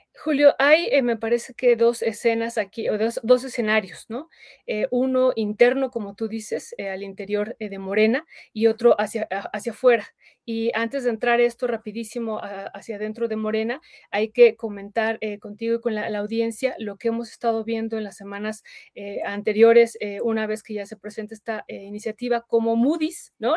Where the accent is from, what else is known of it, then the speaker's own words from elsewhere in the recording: Mexico; nosotros votamos también como mexicanos